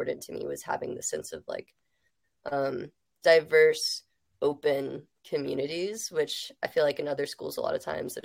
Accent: Georgia, United States; moved away as an adult; also born or lived in Connecticut / Hudson River Valley, New York; now in Colorado, United States; I'm born and raised in Georgia, and I lived there for 18 years before I went to school at Yale

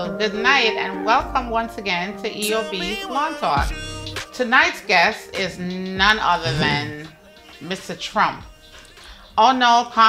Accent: Jamaica; I'm Jamaican

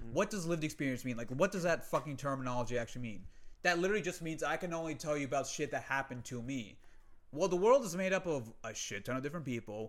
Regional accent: United States; I'm Muslim, mm-hmm. I'm American born Muslim. Like my parents are Pakistani immigrants, but I was born here

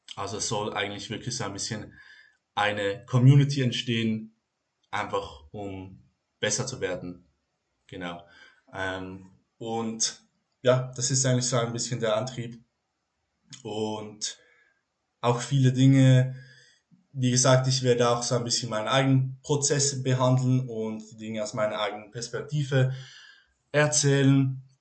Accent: Switzerland; Ich komme aus der Schweiz

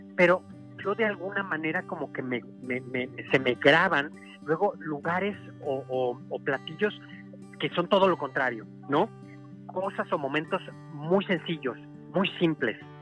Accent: San Luis Potosí, Mexico; yo soy de San Luis Potosí

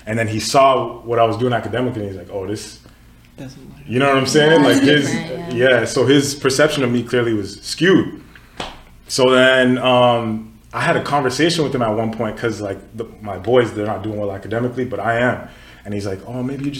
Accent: Katy, Texas, United States; moved away as an adult; also born or lived in Nigeria; now in Ottawa, Canada; I was born in Nigeria, grew up in Katy, Texas. Then I moved here

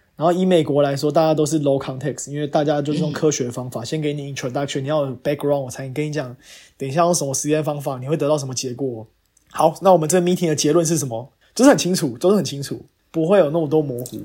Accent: Taiwan; moved away as an adult; now in United States; 我是台湾人，但我在美国，然后在做工作

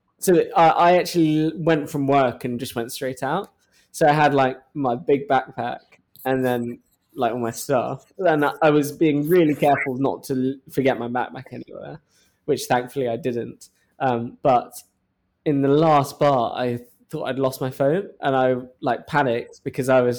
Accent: United Kingdom; accent: British; moved away as an adult; now in New York, United States; my British accent

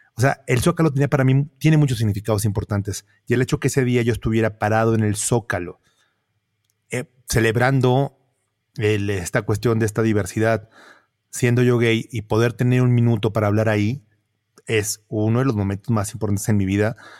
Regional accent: Monterrey, Nuevo León, Mexico; siendo regio, eh, yo, yo crecí entrando a casas viendo zoológicos

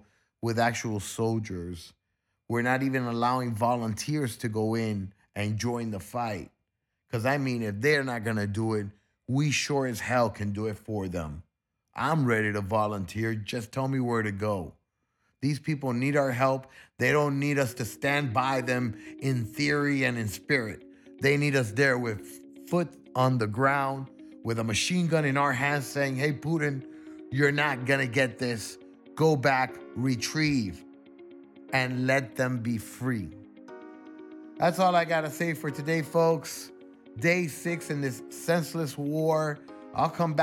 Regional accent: United States; As an American

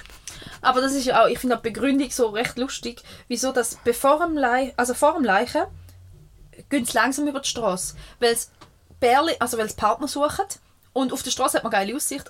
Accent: Switzerland; ich bin in dem Dorf aufgewachsen. Ich, wohne, ich habe vier Jahre nicht hier gewohnt

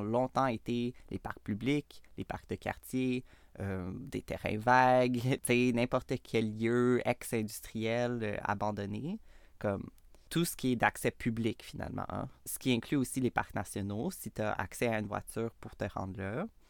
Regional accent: Montreal, Quebec, Canada; je suis née à Montréal, d'une famille blanche, américaine, de classe moyenne

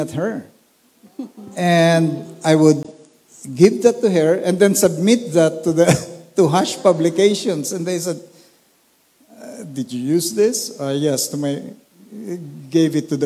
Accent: Olongapo, Central Luzon, Philippines; I grew up in Olongapo City

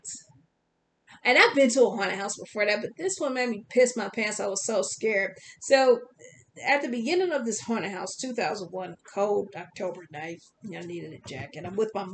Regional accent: Wisconsin, United States; I'm from Wisconsin.

